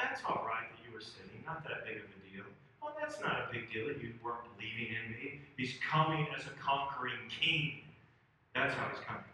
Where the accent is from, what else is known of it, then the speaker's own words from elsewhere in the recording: Indiana, United States; now in Houston, United States; I come from Houston, grew up in Indiana